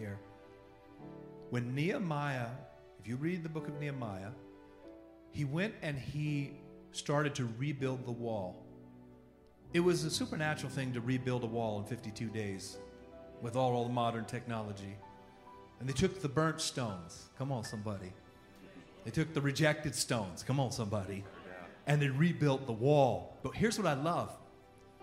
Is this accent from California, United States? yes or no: yes; California, United States; I'm from California